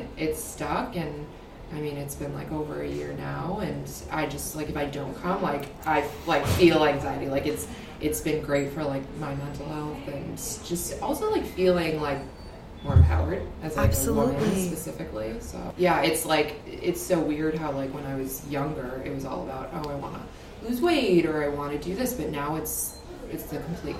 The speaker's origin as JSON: {"language": "English", "town": "Glenview", "region": "Illinois", "country": "United States", "lives_now": "Arlington Heights, United States", "said": "because we moved here and, you know, we're from Glenview and all of our friends are either in the city or dispersed."}